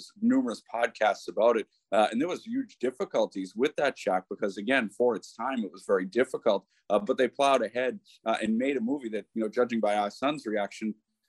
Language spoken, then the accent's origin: English; Boston, Massachusetts, United States; moved away as an adult; now in Ireland; my own time growing up in Boston